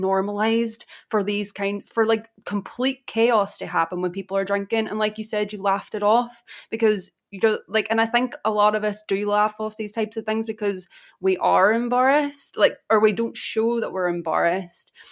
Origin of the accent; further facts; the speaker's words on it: Ireland; I'm Irish.